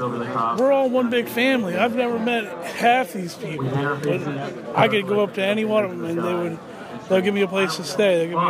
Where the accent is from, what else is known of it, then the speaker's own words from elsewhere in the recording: Maryland, United States; From Maryland, actually.